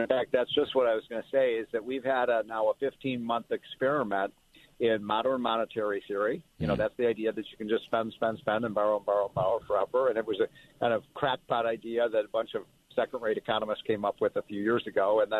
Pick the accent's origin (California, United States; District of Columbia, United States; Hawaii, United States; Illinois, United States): Illinois, United States; Chicago; when I grew up in Chicago